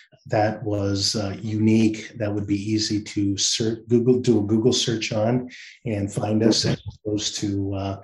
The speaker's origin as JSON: {"language": "English", "region": "Northwest Iowa", "country": "United States", "tie": "born or raised there", "also_born_or_lived": "Chicago", "moved": "as an adult", "said": "I grew up in Northwest Iowa on a farm"}